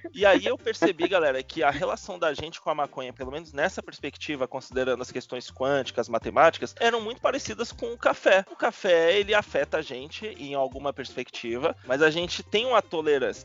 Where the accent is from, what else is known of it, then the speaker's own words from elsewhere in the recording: Salvador, Bahia, Brazil; now in São Paulo, Brazil; Eu, eu moro em Sampa tal, mas eu sou de Salvador. Eu, eu só cresci aqui, cheguei aqui nos anos 2000